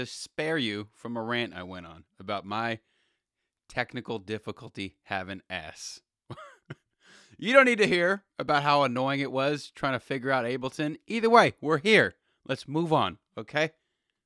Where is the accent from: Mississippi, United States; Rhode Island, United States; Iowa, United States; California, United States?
California, United States; Los Angeles; I'm born and raised in LA too